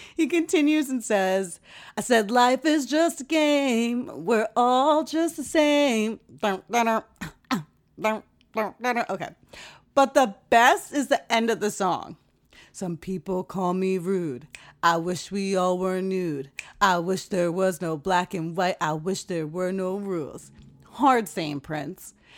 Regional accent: Jamaica; moved away; also born or lived in West Coast, United States; As a Jamaican

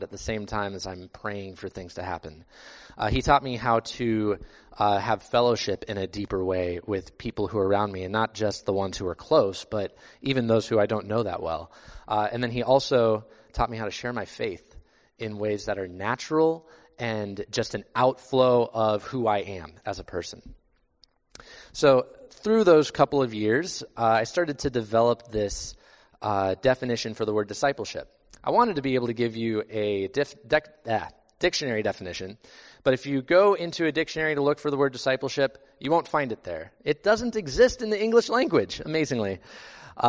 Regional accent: Iowa, United States; I grew up in Iowa

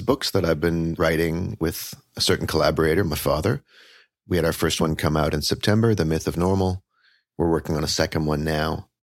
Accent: Canada; moved away as an adult; now in Brooklyn, United States; I am Canadian-born, but currently New York settled. I'm here in Brooklyn.

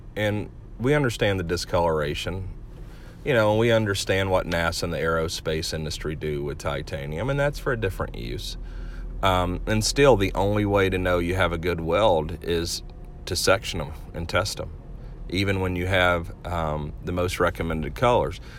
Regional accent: Georgia, United States; I grew up and lived in Georgia, and so there are a lot of machine guns in Georgia

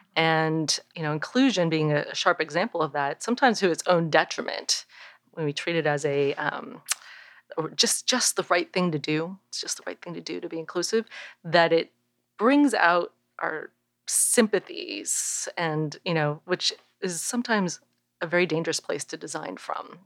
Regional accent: Bay Area, California, United States; I grew up in the Bay Area

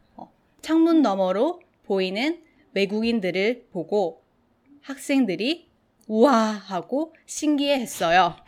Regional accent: Gimhae, South Gyeongsang, South Korea; 김해라는 작은 소 도시에서 자랐습니다.

